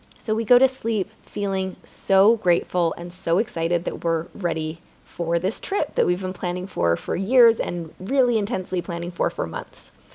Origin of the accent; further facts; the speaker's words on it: United States; being an American